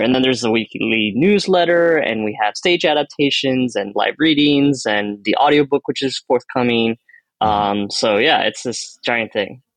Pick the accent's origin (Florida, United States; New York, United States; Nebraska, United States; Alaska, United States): Florida, United States; Miami; first language Spanish; English is a second language; I'm Cuban American. I was born here. I didn't speak English until I was five